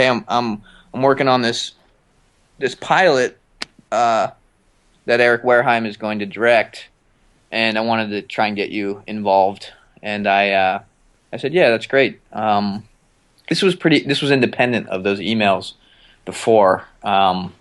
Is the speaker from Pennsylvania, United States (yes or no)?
yes; Pittsburgh, Pennsylvania, United States; also born or lived in Philadelphia; now in Los Angeles, United States; I grew up in Pittsburgh, but I lived in Philadelphia for 11 years before